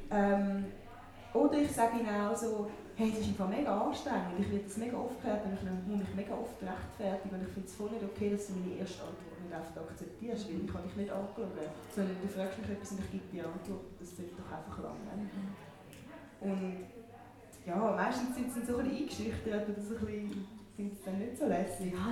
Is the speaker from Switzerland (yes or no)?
yes; Winterthur, Zurich, Switzerland; für mich ist es definitiv Winterthur. Also ich tue es nicht nur an die Stadt koppeln, sondern so Region, Winterthur.